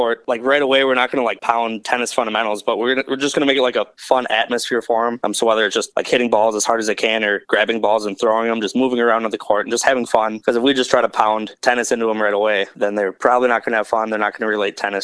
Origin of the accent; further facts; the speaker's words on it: McFarland, Wisconsin, United States; playing summer rec tennis in my hometown of McFarland